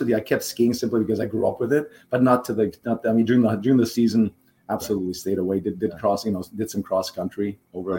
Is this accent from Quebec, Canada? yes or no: yes; Montreal, Quebec, Canada; first language German; English is a second language; I grew up in Montreal